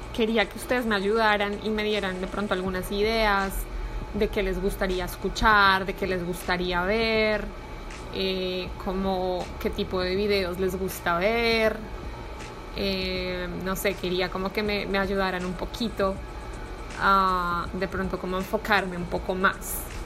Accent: Colombia; now in Miami, United States; soy colombiana, vivo en Miami

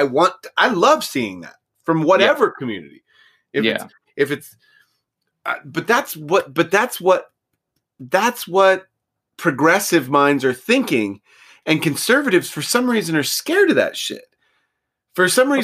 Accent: Hutchinson, Kansas, United States; now in California, United States; I grew up in Hutchinson

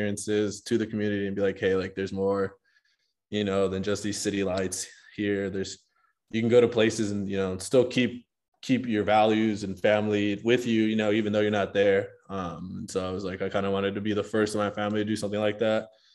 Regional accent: Compton, California, United States; first language Spanish; English is a second language; moved away as an adult; also born or lived in Los Angeles, California; now in Utah, United States; I grew up in Compton up until I was in eighth grade

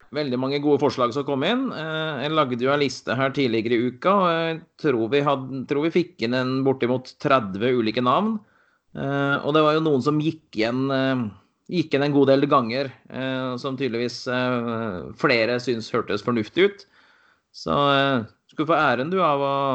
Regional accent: Valdres, Innlandet, Norway; moved away as an adult; now in Bergen, Norway; Kommer ifra Valdres. Bodd i Bergen i 22 år nå.

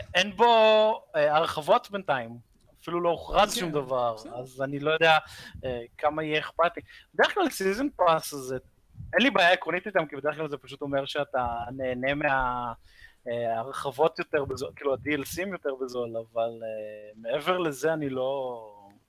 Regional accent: Israel; אנחנו ישראלים

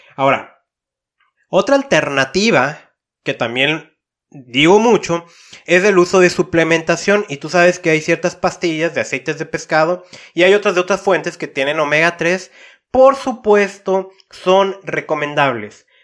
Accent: Tijuana, Baja California, Mexico; Yo vengo de una ciudad de Tijuana

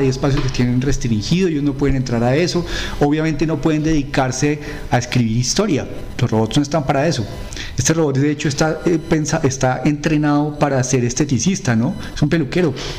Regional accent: Colombia; nosotros somos cachacos

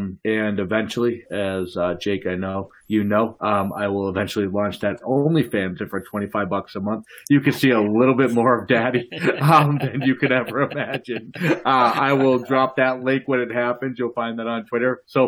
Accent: Boston, Massachusetts, United States; accent: Boston; Now, I'm from Boston. You can hear it in my accent. and I love it. I love it.

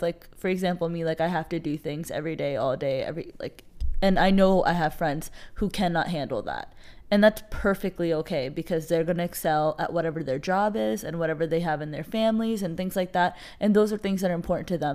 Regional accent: United States; I love identifying as a Pakistani American

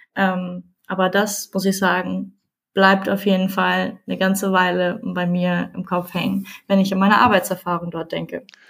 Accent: Nienburg, Lower Saxony, Germany; Ich komme aus Nienburg, das liegt zwischen Hannover und Bremen

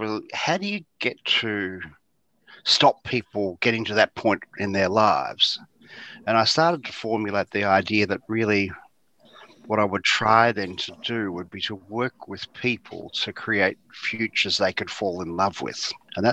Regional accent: Geelong, Victoria, Australia; I grew up in Geelong, as you said, in East Geelong near Eastern Park

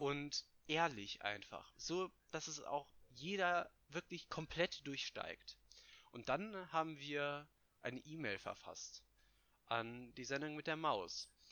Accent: Hesse, Germany

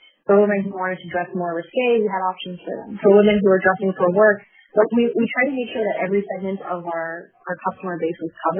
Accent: Canada; So for me as a Canadian, it would be good for me to know if Shopify is doing things differently

